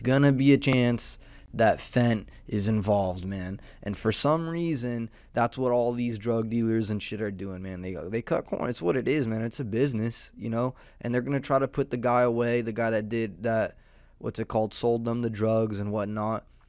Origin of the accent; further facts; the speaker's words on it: Southern California, United States; I'm a degenerate from Southern California, um, with a mullet